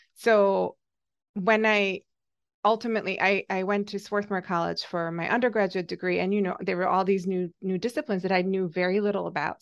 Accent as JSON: {"language": "English", "country": "Hungary", "tie": "born or raised there", "moved": "as an adult", "lives_now": "United States", "said": "so I am Hungarian, I grew up in Hungary, um, still under the Soviet occupation"}